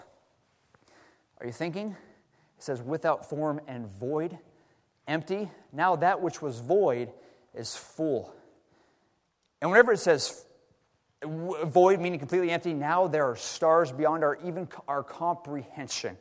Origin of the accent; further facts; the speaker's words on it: Texas, United States; now in Seattle, United States; Brother Lamar and I, growing up in Texas